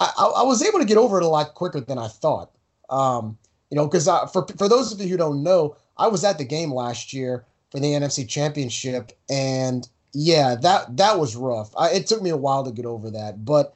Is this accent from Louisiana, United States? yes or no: yes; New Orleans, Louisiana, United States; being someone who was born and raised in New Orleans